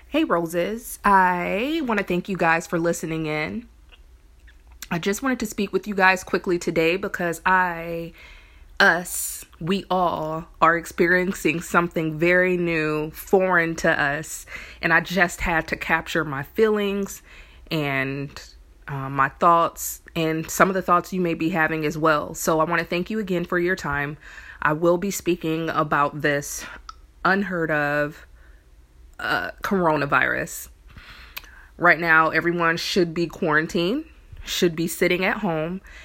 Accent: Indiana, United States; now in New Orleans, United States; me coming from Indiana, I'm from there

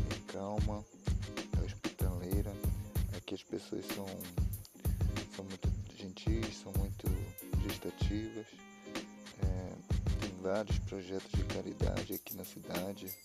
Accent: Macapá, Amapá, Brazil; E em setembro eu mudei para cidade. Vim de Macapá para cá, é, é bem longe, bem longe meio país de distância, mais de mil quilômetros.

